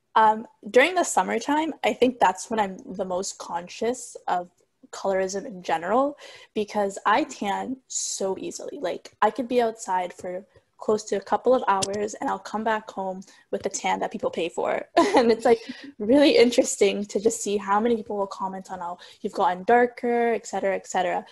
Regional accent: Somalia; moved away; I'm from Somalia

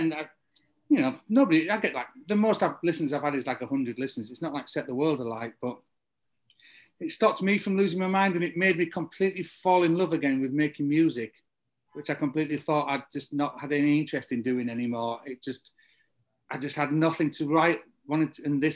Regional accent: the north of England, United Kingdom; moved away; when you were growing up in England in the early 90s, everybody learned to beat mix. Nobody played a guitar in 1992 in the north of England.

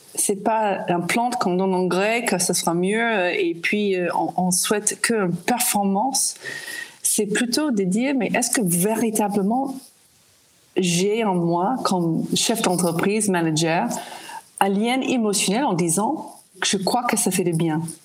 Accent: United States; French is a second language; moved away as an adult; now in France; J'ai arrivé en France, je suis américaine, j'ai arrivé en France en 1989.

